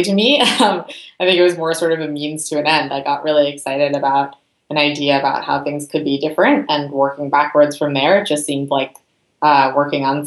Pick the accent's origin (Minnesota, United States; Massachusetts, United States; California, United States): California, United States; Berkeley; also born or lived in Santa Barbara, California; I grew up in Berkeley, California.